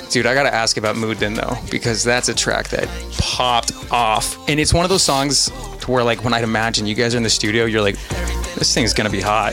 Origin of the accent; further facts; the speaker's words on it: Reno, Nevada, United States; now in Los Angeles, United States; I'm from Reno, Nevada, which isn't near uh, Vegas. It gets cold there. Like there are lots of snow, so like I grew up snowboarding